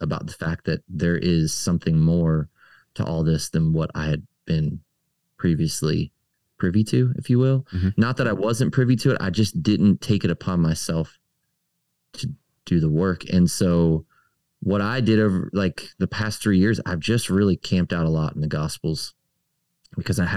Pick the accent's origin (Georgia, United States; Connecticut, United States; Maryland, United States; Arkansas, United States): Maryland, United States; moved away; I grew up in Maryland, right up the street from Eugene Peterson's church